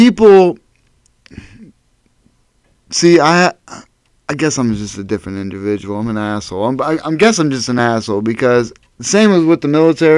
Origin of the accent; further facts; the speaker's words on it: Erie, Pennsylvania, United States; Growing up in Erie